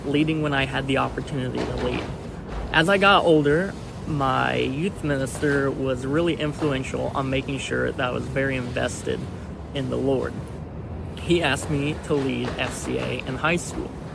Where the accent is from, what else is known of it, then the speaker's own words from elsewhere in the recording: Catlin, Illinois, United States; I grew up in Catlin, Illinois